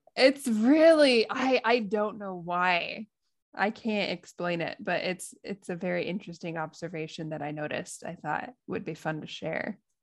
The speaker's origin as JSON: {"language": "English", "country": "United States", "accent": "American", "moved": "yes", "lives_now": "Japan", "said": "my American accent"}